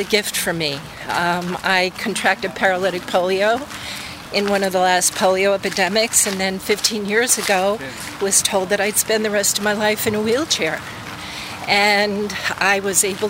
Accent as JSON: {"language": "English", "area": "not far from Rye", "region": "New York", "country": "United States", "tie": "born or raised there", "moved": "yes", "lives_now": "Brookline, Massachusetts, United States", "said": "I grew up in New York"}